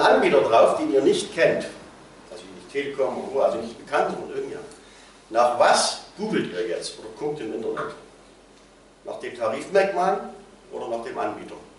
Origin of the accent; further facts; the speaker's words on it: Plauen, Saxony, Germany; Ich komme hier aus Plauen